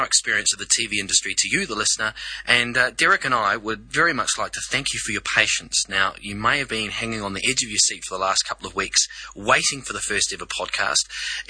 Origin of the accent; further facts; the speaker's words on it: New Zealand; moved away as an adult; now in Sydney, Australia; I am a New Zealander, so excuse the accent.